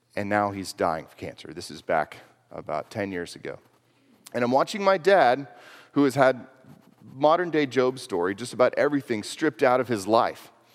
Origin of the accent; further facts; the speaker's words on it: Houston, Texas, United States; moved away as an adult; I grew up in Houston, Texas, actually. Lived there until I was eighteen years old